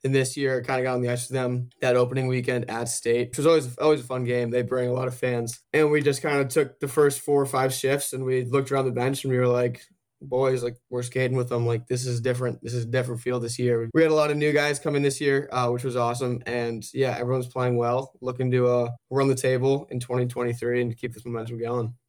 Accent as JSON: {"language": "English", "town": "Darien", "region": "Connecticut", "country": "United States", "moved": "as an adult", "lives_now": "Chapel Hill, United States", "said": "I'm from Darien, Connecticut, Northeast"}